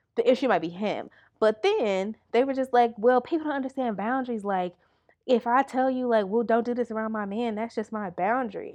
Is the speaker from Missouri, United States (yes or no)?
no; Milwaukee, Wisconsin, United States; I'm from Milwaukee. It's not very expensive here